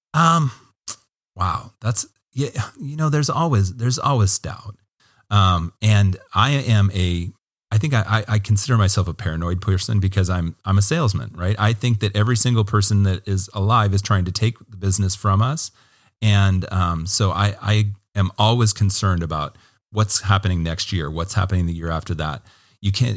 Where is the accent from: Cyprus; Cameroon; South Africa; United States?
United States; Hermiston, Oregon; I loved growing up in Hermiston